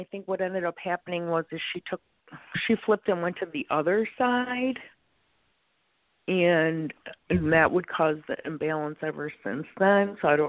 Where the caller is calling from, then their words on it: Illinois, United States; I'm calling from Illinois.